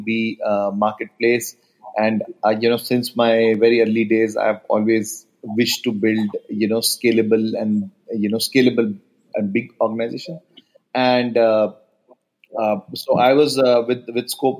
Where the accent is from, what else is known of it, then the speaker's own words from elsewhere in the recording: Delhi, India; Delhi is my hometown in India